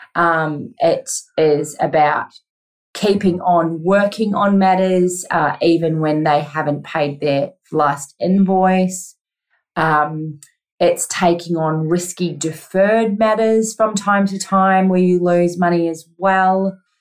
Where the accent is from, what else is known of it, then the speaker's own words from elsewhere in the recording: New Zealand; moved away as an adult; now in Australia; I am originally from New Zealand and moved to Australia when I was 25